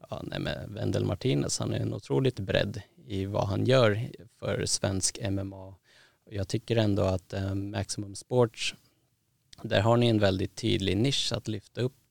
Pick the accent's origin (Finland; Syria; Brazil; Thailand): Thailand; för att jag är från Thailand och är en son och jag gillar Mike Tyson